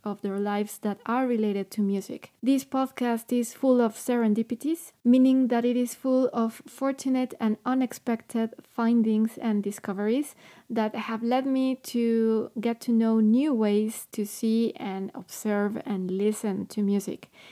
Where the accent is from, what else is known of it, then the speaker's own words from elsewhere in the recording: Mexico; I'm from Mexico